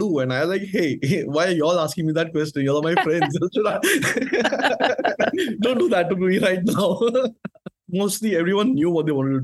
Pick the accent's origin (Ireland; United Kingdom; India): India; I'm from India